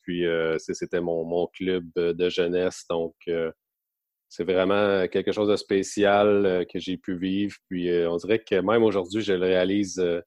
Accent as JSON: {"language": "French", "town": "Gatineau", "region": "Quebec", "country": "Canada", "tie": "born or raised there", "also_born_or_lived": "Halifax", "moved": "as an adult", "lives_now": "Drummondville, Canada", "said": "j'ai grandi à, à à Gatineau maintenant, donc euh, j'ai fait mon hockey mineur dans ce coin-là"}